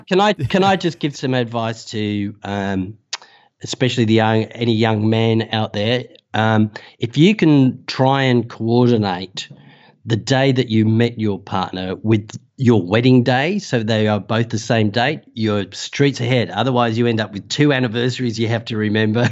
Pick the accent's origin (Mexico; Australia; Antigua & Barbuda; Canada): Australia; accent: Australian; you can tell by the accent that, uh, I'm Australian